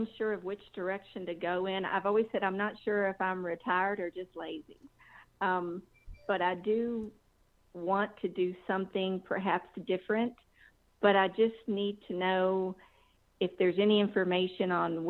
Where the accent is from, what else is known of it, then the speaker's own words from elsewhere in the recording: Kentucky, United States; now in Woodstock, Georgia, United States; I'm originally from Kentucky